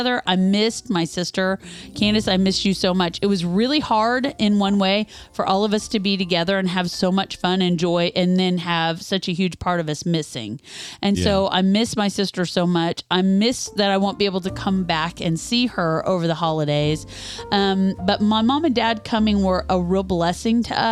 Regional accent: Kansas, United States; moved away as an adult; now in Louisville, United States; We're from Kansas

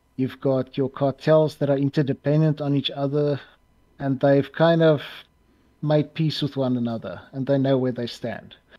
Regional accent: South Africa; i think of myself as the best known south african

